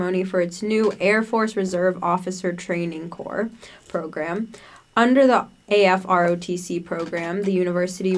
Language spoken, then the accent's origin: English; Brookline, Massachusetts, United States; moved away as an adult; now in Chicago, United States; Brookline, my hometown